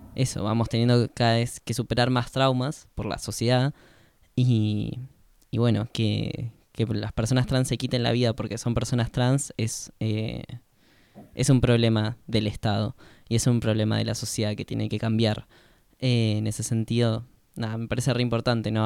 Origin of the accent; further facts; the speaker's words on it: Argentina; el resto somos eh, argentinos nativos